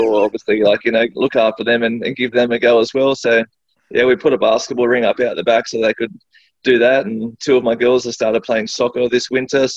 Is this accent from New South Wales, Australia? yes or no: yes; Sydney, New South Wales, Australia; also born or lived in Hurstville; I grew up in Sutherland, so just a suburb called Bonnet Bay.